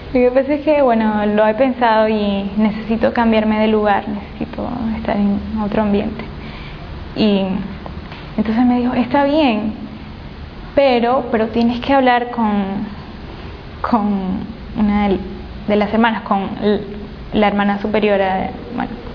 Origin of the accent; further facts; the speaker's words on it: Portoviejo, Manabí, Ecuador; moved away as an adult; now in Guayaquil, Ecuador; vengo de la provincia de Manabí, de la ciudad de Puerto Viejo